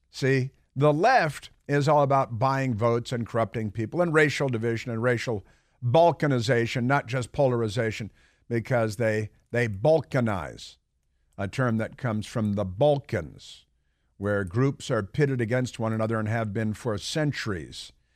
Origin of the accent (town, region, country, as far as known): Chicago, Illinois, United States; moved away